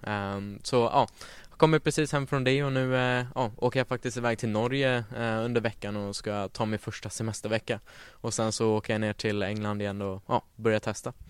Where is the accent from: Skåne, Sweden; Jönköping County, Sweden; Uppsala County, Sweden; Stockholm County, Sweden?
Stockholm County, Sweden; Stockholm; född och uppvuxen här i Stockholm